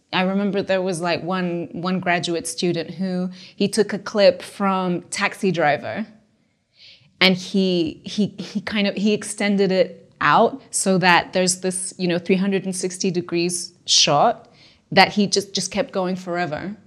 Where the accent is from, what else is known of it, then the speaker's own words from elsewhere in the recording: Lisbon, Portugal; moved away as an adult; also born or lived in London; I grew up in Portugal, specifically Lisbon.